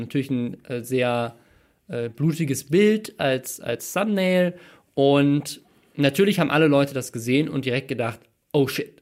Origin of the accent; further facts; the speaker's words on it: Mannheim, Baden-Württemberg, Germany; moved away; in meiner Geburtsstadt in Mannheim